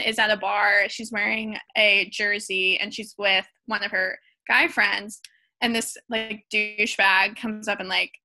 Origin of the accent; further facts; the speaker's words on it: Alabama, United States; I am from Alabama.